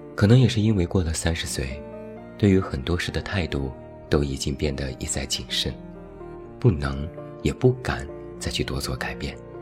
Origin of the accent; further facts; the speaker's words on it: Taiyuan, Shanxi, China; moved away; 我一直都在太原，有机会时隔多年，好好看一看我的故乡